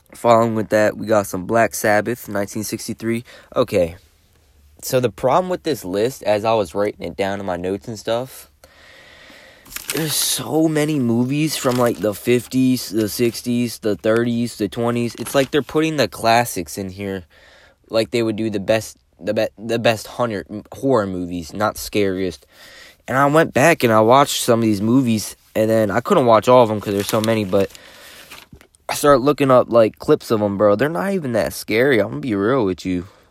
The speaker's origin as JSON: {"language": "English", "region": "Maryland", "country": "United States", "said": "I'm from Maryland"}